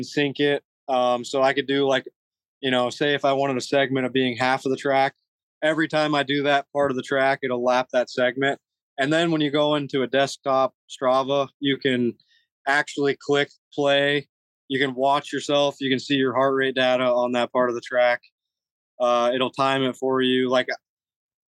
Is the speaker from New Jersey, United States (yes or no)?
no; Nebraska, United States; now in Florida, United States; I'm from Nebraska